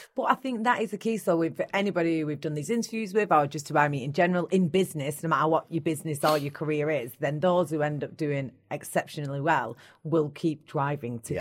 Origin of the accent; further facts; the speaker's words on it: Bolton, North West England, United Kingdom; I'm from Bolton